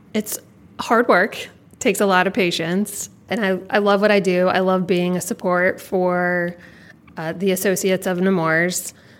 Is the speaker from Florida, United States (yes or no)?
yes; Jacksonville, Florida, United States; I was born and raised here in Jacksonville, grew up right down the street